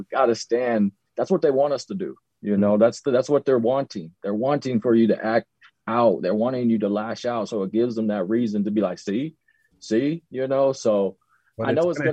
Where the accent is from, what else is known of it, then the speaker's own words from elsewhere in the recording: Colorado, United States; also born or lived in North Texas; being born and raised in Colorado